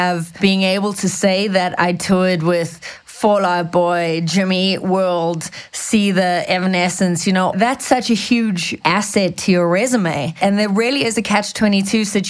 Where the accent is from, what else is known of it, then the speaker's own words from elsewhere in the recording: South Africa; moved away as an adult; now in United States; I feel really, really lucky and really blessed to have had everything that's growing up in South Africa